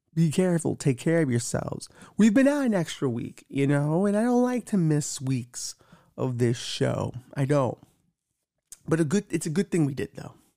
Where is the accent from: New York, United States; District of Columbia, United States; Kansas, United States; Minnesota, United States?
New York, United States; I'm a New Yorker